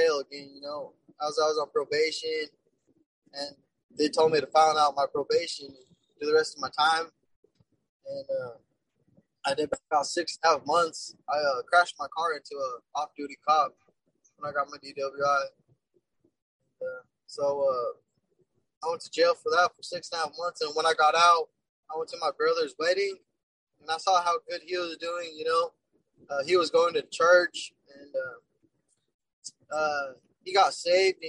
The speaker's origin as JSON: {"language": "English", "town": "Bernalillo", "region": "New Mexico", "country": "United States", "said": "I would run with my crew, Burnetowners, they're called, because I'm from Bernalillo"}